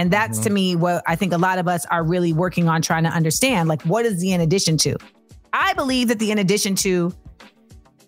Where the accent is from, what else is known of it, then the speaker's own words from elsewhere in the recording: Orlando, Florida, United States; Orlando, my hometown